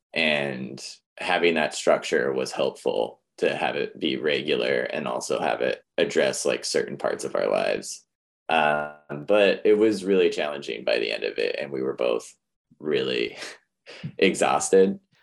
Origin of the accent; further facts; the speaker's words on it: Missoula, Montana, United States; growing up in Missoula is a very different place than it is now